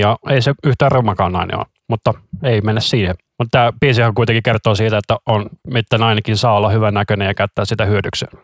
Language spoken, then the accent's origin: Finnish; Helsinki, Uusimaa, Finland; also born or lived in Vantaa; minä olen Helsingistä, mutta minä olen syntynyt Vantaalla.